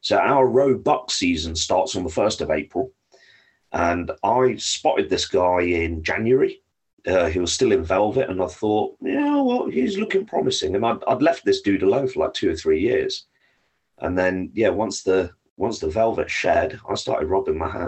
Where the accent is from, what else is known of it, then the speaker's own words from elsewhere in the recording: London, United Kingdom; now in Norfolk, United Kingdom; I was born and raised in London, in pretty much central London. I now live in rural UK. I live in Norfolk